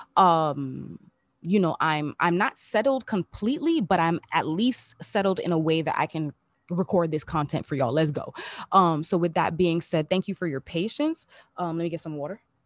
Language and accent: English; Miami, Florida, United States; moved away as an adult; also born or lived in Los Angeles; I'm back in my hometown, back in the three oh five period, back in my, back in my city